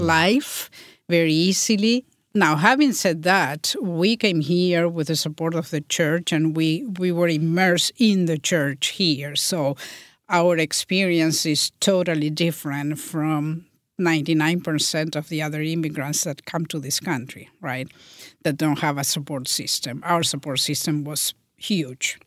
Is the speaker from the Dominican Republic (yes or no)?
no; Montevideo, Uruguay; moved away; I was born in Uruguay, in Montevideo, the capital city